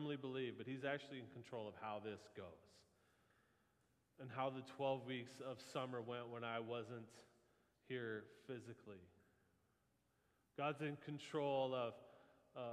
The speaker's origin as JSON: {"language": "English", "region": "Midwest", "country": "United States", "said": "We're from the Midwest"}